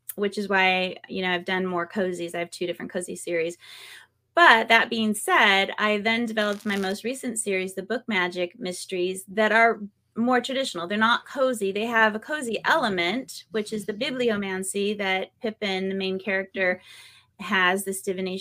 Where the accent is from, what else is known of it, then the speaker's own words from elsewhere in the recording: California, United States; now in North Carolina, United States; I was born and raised in California